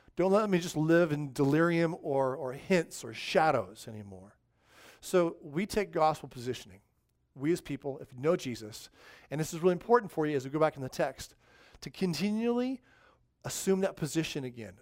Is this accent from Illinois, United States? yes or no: no; Southern California, United States; growing up in Southern California